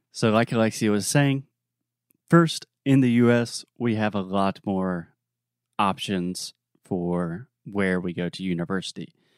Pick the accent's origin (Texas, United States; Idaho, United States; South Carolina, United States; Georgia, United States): South Carolina, United States; my home state of South Carolina